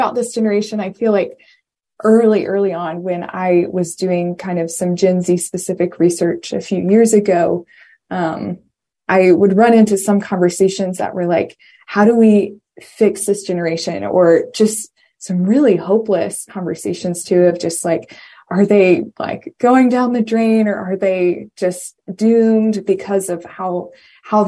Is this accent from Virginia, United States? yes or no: yes; Virginia, United States; also born or lived in Washington, District of Columbia, United States; I am from Virginia